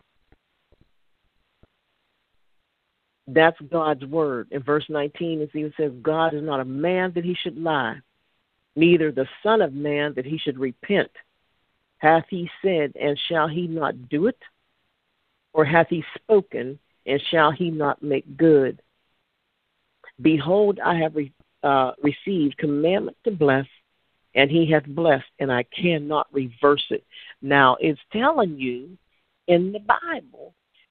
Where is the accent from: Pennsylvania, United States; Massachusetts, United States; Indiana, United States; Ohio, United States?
Pennsylvania, United States; Pittsburgh; I'm from Pittsburgh